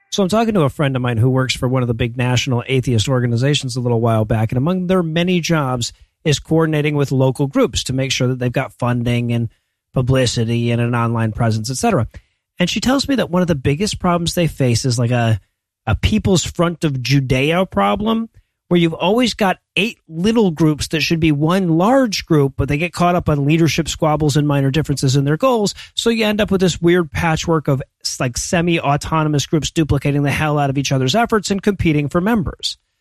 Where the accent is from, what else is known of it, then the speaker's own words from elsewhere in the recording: United States; as an American